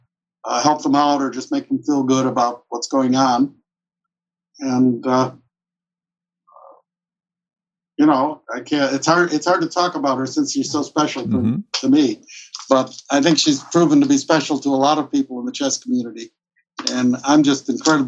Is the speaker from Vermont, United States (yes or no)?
no; Chicago, Illinois, United States; moved away as an adult; also born or lived in Minnesota / Wisconsin; now in Nevada, United States; I'm originally from Chicago